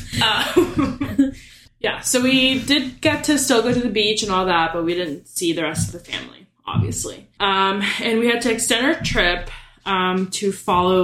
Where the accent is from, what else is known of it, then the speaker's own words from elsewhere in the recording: Florida, United States; moved away; I'm from Florida, and this was my first time going home since the panini started.